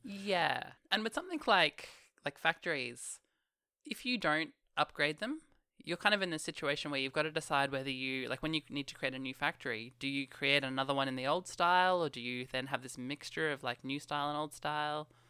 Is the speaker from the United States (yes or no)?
no; Australia; I never actually say g'day in real life. In Australia